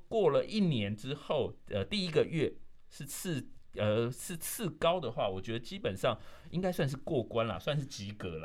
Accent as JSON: {"language": "Chinese", "region": "Taipei", "country": "Taiwan", "tie": "born or raised there", "said": "我是在南港出生"}